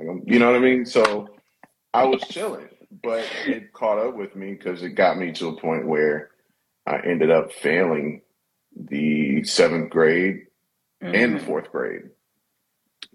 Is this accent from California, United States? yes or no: no; Indianapolis, Indiana, United States; also born or lived in Orlando, Florida; now in Los Angeles, United States; I'm originally from Indianapolis by way of Florida as well, the Orlando area